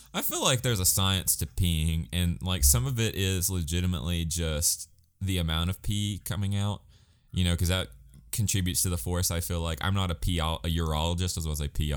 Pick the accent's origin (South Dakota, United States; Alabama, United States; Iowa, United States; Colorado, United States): Alabama, United States; I'm from Alabama